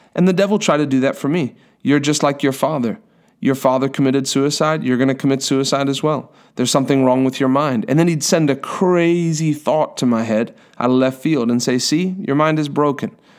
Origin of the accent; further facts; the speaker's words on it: South Africa; moved away; I'm from South Africa originally